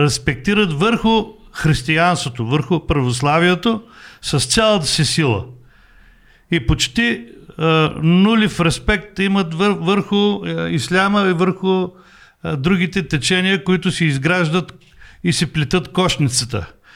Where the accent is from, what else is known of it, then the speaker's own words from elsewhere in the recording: Bulgaria; аз съм от България